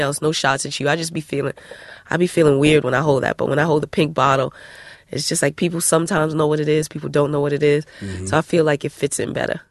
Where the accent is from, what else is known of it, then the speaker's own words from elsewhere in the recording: Elizabeth, New Jersey, United States; I'm from Elizabeth